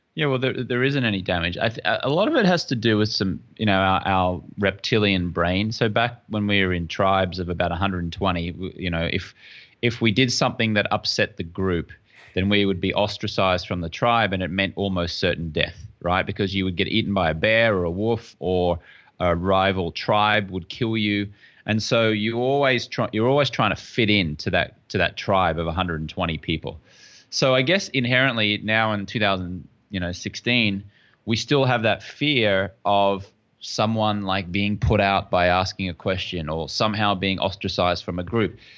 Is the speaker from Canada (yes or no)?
no; Brisbane, Queensland, Australia; moved away as an adult; also born or lived in London, England; I'm from Brisbane, Australia